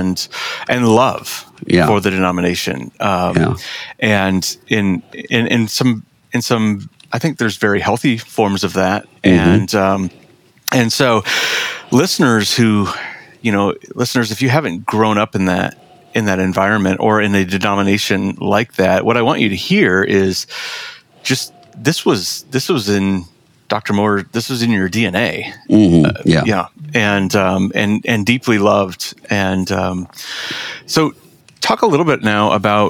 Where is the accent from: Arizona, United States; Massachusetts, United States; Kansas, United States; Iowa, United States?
Iowa, United States; moved away as an adult; Growing up in Iowa, growing up in a Lutheran church